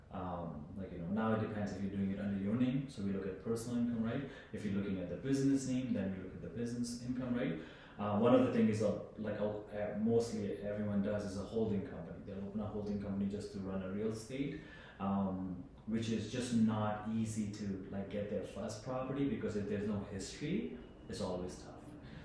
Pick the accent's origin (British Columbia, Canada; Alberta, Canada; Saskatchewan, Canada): Saskatchewan, Canada; also born or lived in Ontario; I grew up in Saskatchewan, but I'm actually from Ontario.